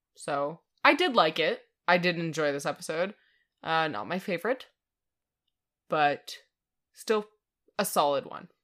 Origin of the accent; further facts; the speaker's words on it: Canada; we're Canadian.